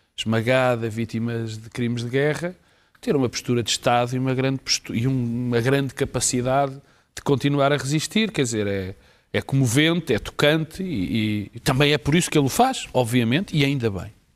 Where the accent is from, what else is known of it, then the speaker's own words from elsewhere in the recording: Portugal; Eu, como português